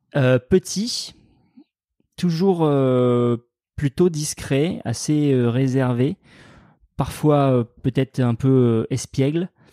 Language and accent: French; Sarlat, Nouvelle-Aquitaine, France; moved away; je, suis, né à Sarlat et j'ai grandi euh, en Dordogne, ouais, dans, dans, le Périgord noir